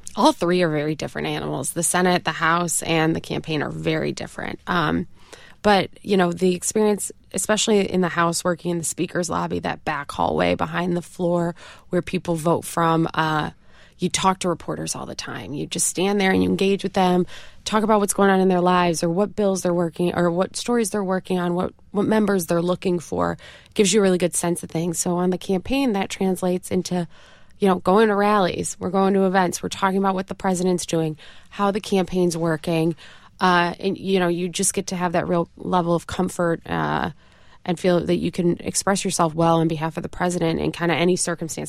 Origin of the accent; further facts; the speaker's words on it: Rochester, New York, United States; accent: upstate New York twang; also born or lived in Connecticut; I am from Rochester, New York.